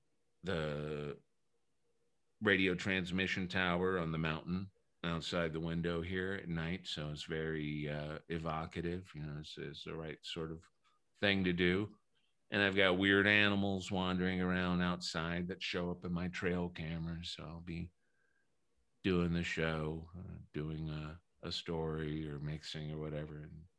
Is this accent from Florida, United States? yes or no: no; New Orleans, Louisiana, United States; I grew up in New Orleans, mm-hmm. where everything's old and everything's haunted.